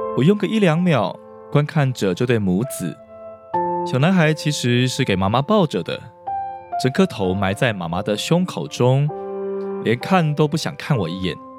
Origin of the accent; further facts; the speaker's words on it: Taiwan; 台湾的家庭里，无所不用其极，想要抑制孩子哭的行为，这包括我小时候在学校成长的背景里也是这样的